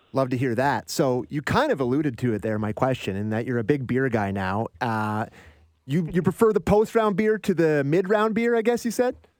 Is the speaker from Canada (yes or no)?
yes; Canada; I'm a Canadian kid who grew up in the time that you were playing